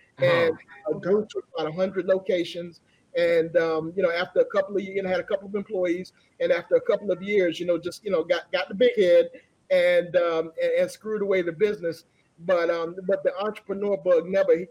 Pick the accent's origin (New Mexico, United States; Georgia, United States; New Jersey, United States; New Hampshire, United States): Georgia, United States; Atlanta; I grew up here in Atlanta, Georgia